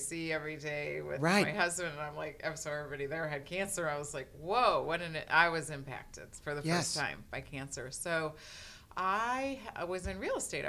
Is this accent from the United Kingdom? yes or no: no; Hermann, Missouri, United States; also born or lived in St. Louis, Missouri; I am from Herman, Missouri, actually, though I have a lot of family members in St. Louis, but my parents moved out to the country in the early 70s, I guess it was, and so I started kindergarten out there